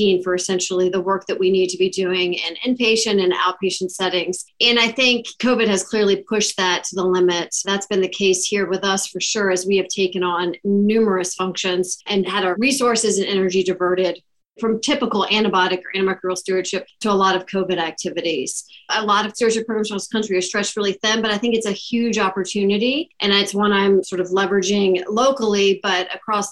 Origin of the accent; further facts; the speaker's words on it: Virginia, United States; also born or lived in Baltimore, Maryland; now in Salt Lake City, United States; I am originally from Virginia